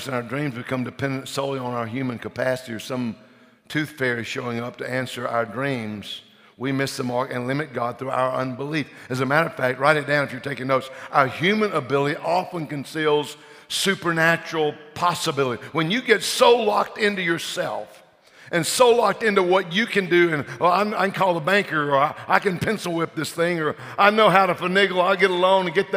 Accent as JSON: {"language": "English", "region": "Louisiana", "country": "United States", "said": "we're from Louisiana"}